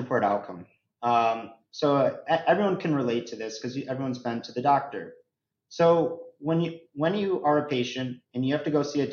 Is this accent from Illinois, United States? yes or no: yes; Chicago, Illinois, United States; I'm born and raised in the Chicago area